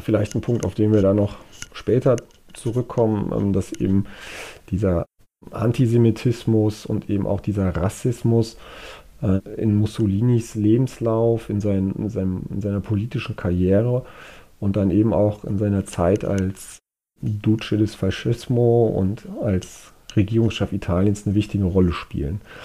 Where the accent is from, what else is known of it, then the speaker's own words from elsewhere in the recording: Germany; bei uns in Deutschland